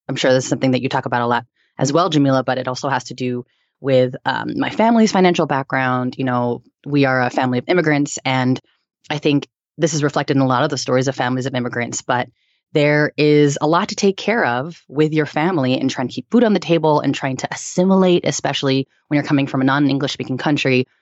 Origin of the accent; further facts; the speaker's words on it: San Francisco Bay Area, California, United States; now in New York, United States; I was born and raised in the Bay Area and, um, I moved to New York